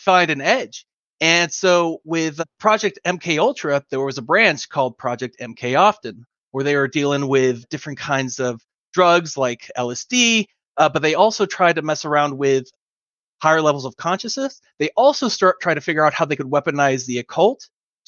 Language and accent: English; Los Angeles, California, United States; I'm originally from San Pedro, California, Los Angeles. And, you know, I actually grew up in kind of the rough neighborhood